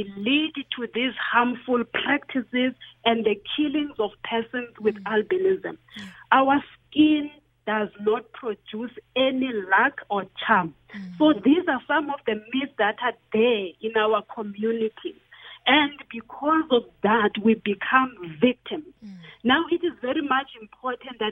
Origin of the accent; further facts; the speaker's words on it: Grahamstown, Eastern Cape, South Africa; I grew up in Grahamstown.